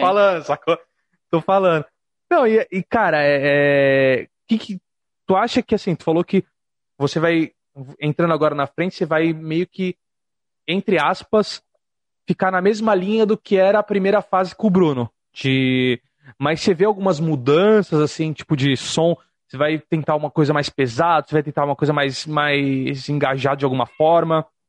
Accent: Santos, São Paulo, Brazil; na minha cidade, sou de Santos

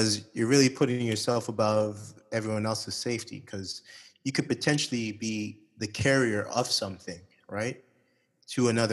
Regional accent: Toronto, Ontario, Canada; moved away as an adult; now in Saudi Arabia; I'm from Toronto.

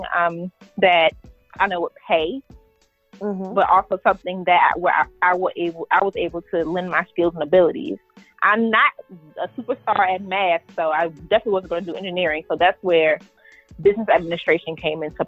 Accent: Prince George's County, Maryland, United States; moved away as an adult; now in Delaware, United States; I'm from Prince George's County, Maryland, which is a suburb right outside of Washington, D.C.

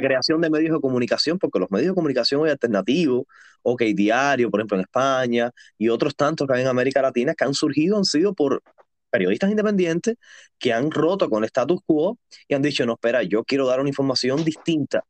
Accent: Cuba; now in Netherlands; soy un joven cubano que vive en estos momentos en los Países Bajos, en Holanda

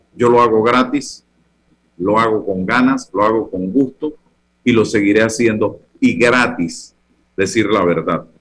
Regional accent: Panama; yo soy un ciudadano de la República

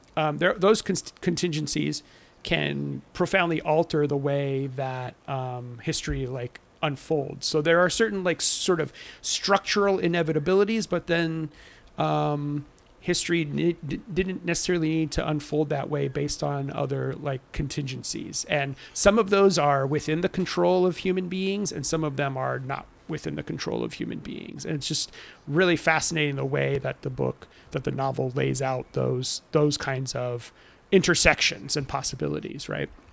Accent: Southern California, United States; I'm from Southern California

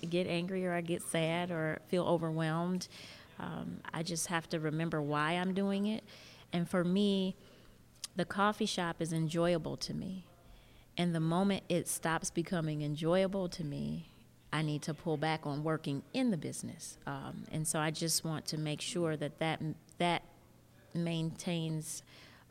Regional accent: Detroit, Michigan, United States; also born or lived in East Lansing, Michigan; I'm born and raised in Detroit, only went away to go to school.

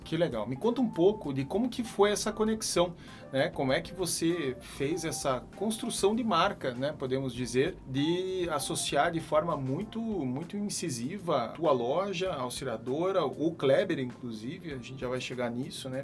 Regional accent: Curitiba, Paraná, Brazil; Eu sou curitibano

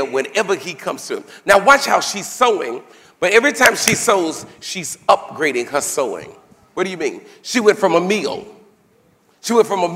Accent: United States; I'm from America

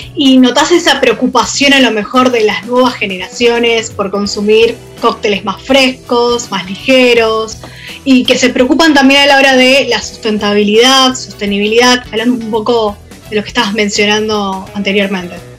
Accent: Argentina; nosotros como argentinos

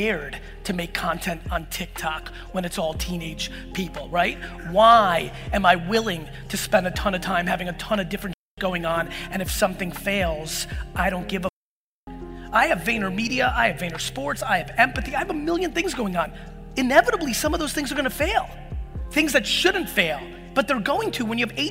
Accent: Edison, New Jersey, United States; also born or lived in Soviet Union; me being born in the Soviet Union, me growing up in Edison and working in a liquor store in Springfield

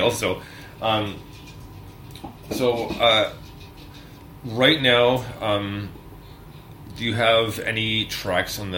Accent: Montreal, Quebec, Canada; now in London, Canada; I grew up in Montreal.

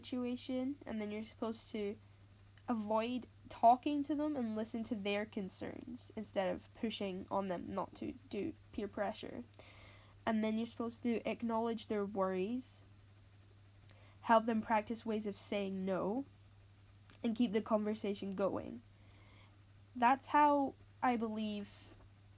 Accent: Scotland, United Kingdom; I'm Scottish, and that's in the UK

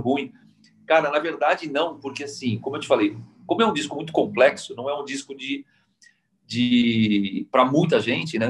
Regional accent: Brazil

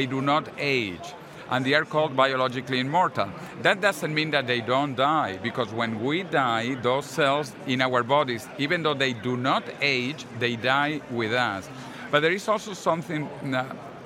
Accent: Venezuela; also born or lived in Massachusetts, United States; now in Madrid, Spain; I was born in Venezuela

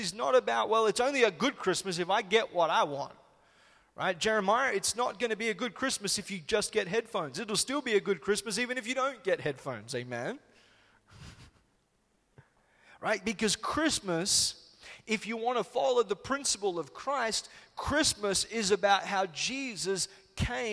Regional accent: Solomon Islands; moved away; we grew up in the Solomon Islands

